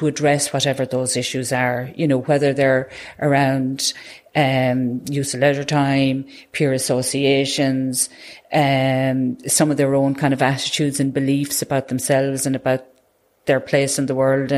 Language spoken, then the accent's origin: English; Tipperary, Munster, Ireland; I was born in and raised and still live in Tipperary.